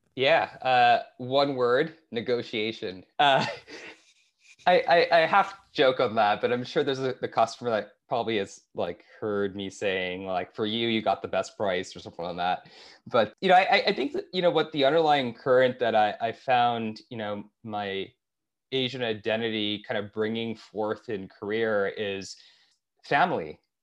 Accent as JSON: {"language": "English", "town": "Toronto", "region": "Ontario", "country": "Canada", "tie": "born or raised there", "also_born_or_lived": "Bay Area", "moved": "yes", "said": "I grew up in Toronto"}